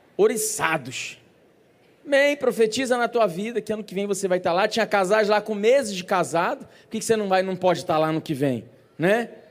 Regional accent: Brazil; como bons brasileiros

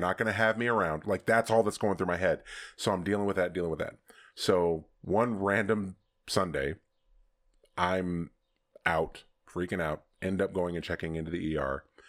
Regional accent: Southern California, United States; also born or lived in Texas / Colorado; I was here at eighteen months

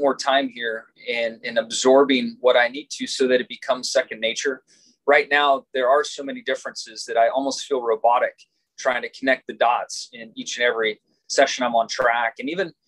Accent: Southern California, United States; growing up in Southern California, as I did

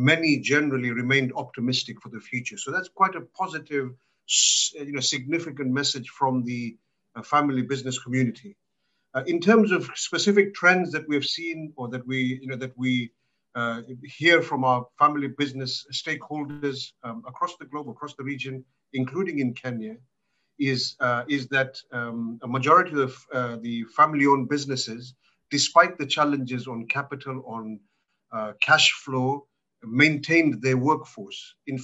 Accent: Malawi; born there; From my personal background, I was born in Malawi, so this is my African part of my connection to Africa

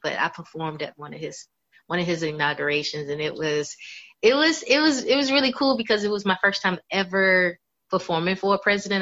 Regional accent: Tampa, Florida, United States; also born or lived in Louisville, Kentucky; now in Atlanta, United States; I grew up in Louisville, Kentucky, but I was raised in Tampa, Florida

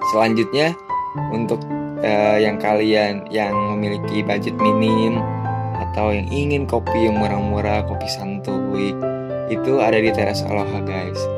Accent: Bogor, West Java, Indonesia; born there; karena aku uh, lahirnya di kota Bogor

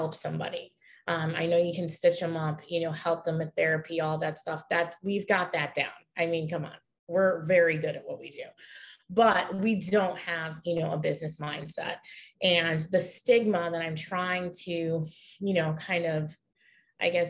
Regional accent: Pittsford, New York, United States; moved away as an adult; also born or lived in Rochester, New York; I am originally from Rochester, New York. I lived outside. It was a suburb. It's called Pittsford, New York

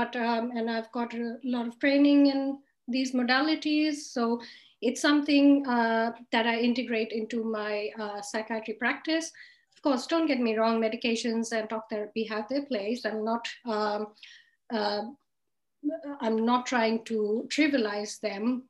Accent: Australia; I'm from Australia. I am a psychiatrist based in Sydney

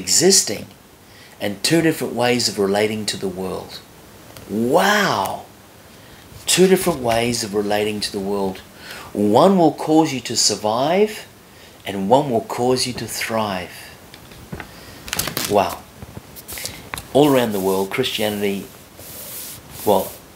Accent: Australia; moved away; I was from Australia

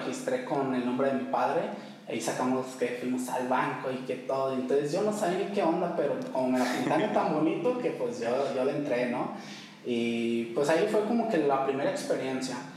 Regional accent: Tepic, Nayarit, Mexico; also born or lived in Durango; originario de Durango. Soy de Durango, pero, pues, prácticamente digo que soy de aquí de Tepic, ¿no? Toda mi vida he vivido aquí en Tepic.

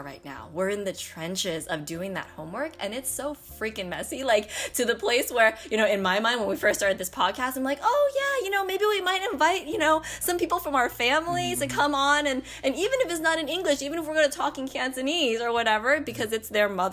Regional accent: United States; We're Asian American. We're Chinese

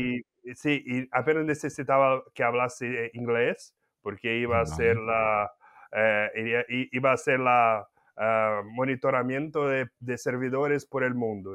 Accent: Campinas, São Paulo, Brazil; Spanish is a second language; moved away as an adult; also born or lived in Mexico; una empresa de tecidos local ahí de Campinas, donde yo nací y viví

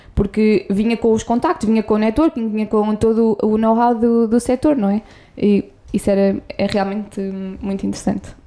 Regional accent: Coimbra, Centro, Portugal; eu sou de Coimbra, nasci lá

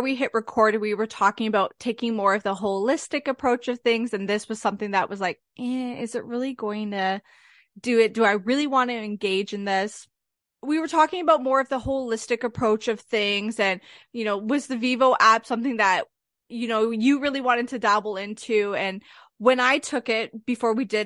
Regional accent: Canada; I'm from Canada

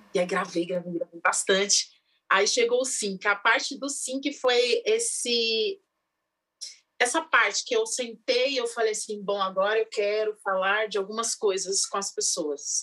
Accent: São Paulo, Brazil; Eu sou da ZL de São Paulo, de Itaquera, Coab 2

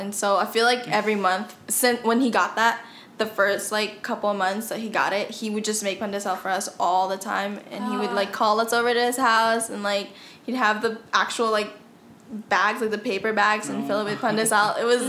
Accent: Philippines; English is a second language; moved away; growing up in the Philippines

